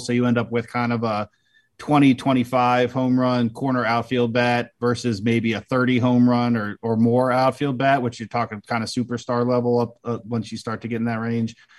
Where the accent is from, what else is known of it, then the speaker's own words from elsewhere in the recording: Annapolis, Maryland, United States; moved away as an adult; now in Wisconsin, United States; I grew up an Orioles fan, and uh, outside of Baltimore, I grew up in Annapolis